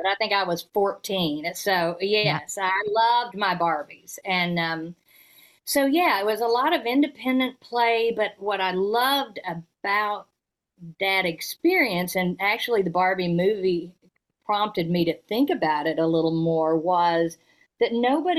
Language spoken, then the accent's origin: English; Fayetteville, Arkansas, United States; also born or lived in North Carolina / Georgia; I was born in North Carolina and then lived in Georgia for 5 years before then starting first grade in Fayetteville, Arkansas, from first grade to college